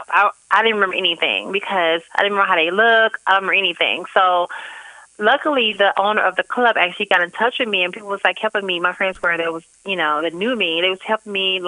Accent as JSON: {"language": "English", "town": "St. Louis", "region": "Missouri", "country": "United States", "tie": "born or raised there", "moved": "yes", "said": "St. Louis, my hometown"}